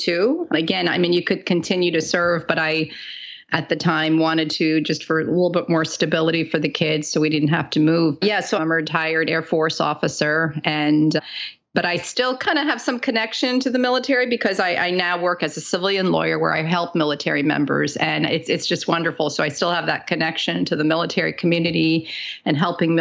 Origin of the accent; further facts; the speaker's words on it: Bergen County, Northern New Jersey, United States; moved away as an adult; also born or lived in New York City / all over America; I was born and raised in New Jersey